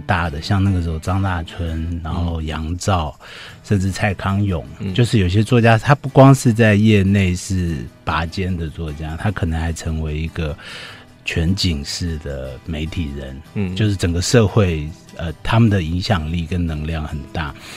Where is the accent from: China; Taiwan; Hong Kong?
Taiwan; Yonghe, New Taipei; 我是在永和长大